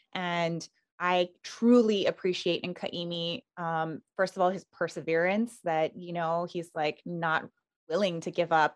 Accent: Island of Hawaii, United States; I was born and raised on the island of Hawaii. So, the Big Island, and I grew up in a small little plantation town back then

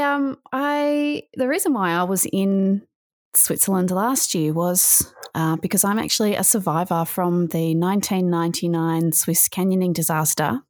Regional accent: Australia; also born or lived in Melbourne, Victoria; I'm from Australia. I live in Victoria, uh, in Melbourne

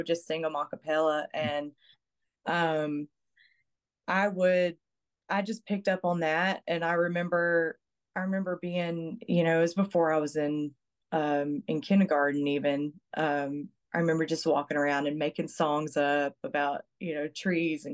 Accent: Franklin Creek, Mississippi, United States; now in Texas, United States; I grew up in Franklin Creek, and it's not actually a town or anything. Yeah. It's just the post office calls it whatever they want. actually, when I was younger, it was, my address was Pascagoula, Mississippi.

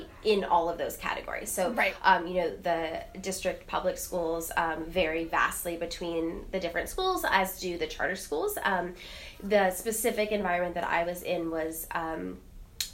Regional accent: New York City, New York, United States; moved away as an adult; I grew up in Manhattan and came back to the city after I graduated college

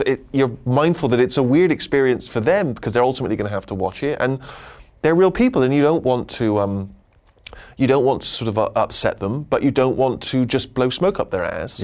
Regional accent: Southern England, United Kingdom; accent: working class Southern English; I have a very regional, parochial accent, which if you were from England, you'd identify as being quite a working class Southern English accent

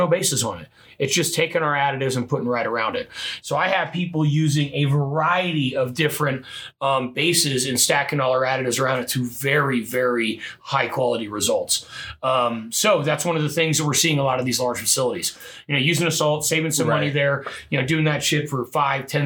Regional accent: Midwest, United States; moved away; I'm from the Midwest

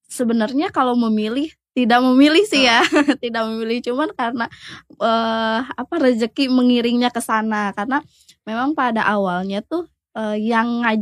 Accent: Garut, West Java, Indonesia; now in Tangerang, Indonesia; apalagi kan saya aslinya kan nggak dari Tangerang

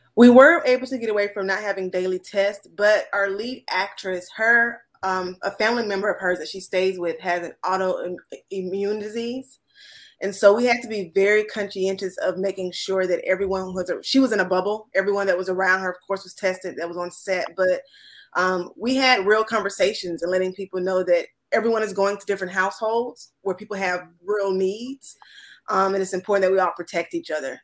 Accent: the South, United States; I'm from the South

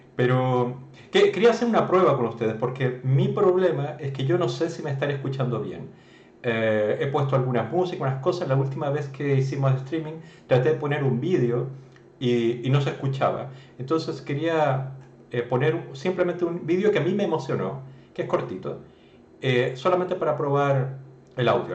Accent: Chile

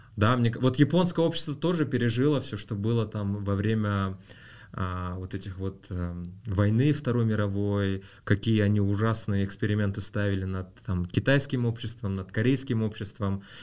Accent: Rudny, Kostanay Region, Kazakhstan; also born or lived in Aktobe, Kazakhstan; мы переехали из Актюбинска вот в Кустанай, в город Рудный

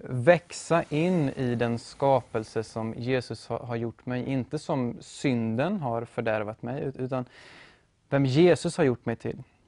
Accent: Motala, Östergötland, Sweden; also born or lived in Uppsala; now in Norrköping, Sweden; född och uppvuxen i Motala

